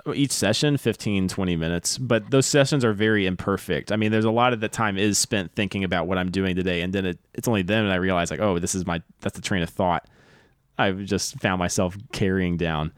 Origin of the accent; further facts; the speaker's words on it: the South, United States; now in Los Angeles, United States; I'm from the South